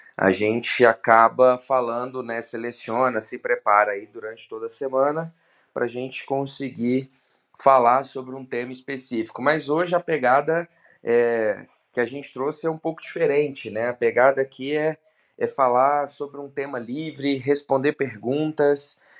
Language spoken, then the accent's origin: Portuguese; Belo Horizonte, Minas Gerais, Brazil; sou de Belo Horizonte, 33